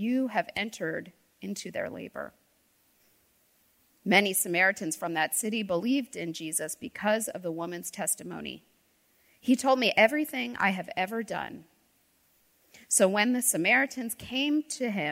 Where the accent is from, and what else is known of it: D.C., Northern Virginia, United States; born or raised there; now in North Carolina, United States